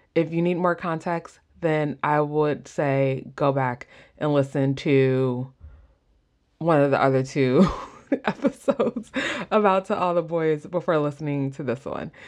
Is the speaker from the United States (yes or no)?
yes; Midwest, United States; accent: Midwest; my Midwest accent